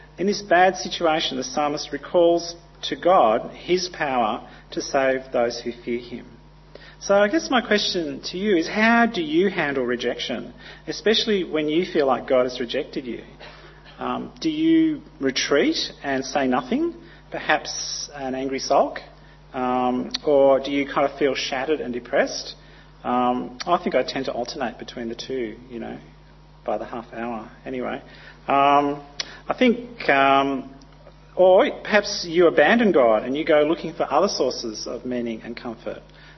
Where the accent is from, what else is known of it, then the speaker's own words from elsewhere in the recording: Papua New Guinea; But I grew up in Papua New Guinea, and earth tremors were quite common.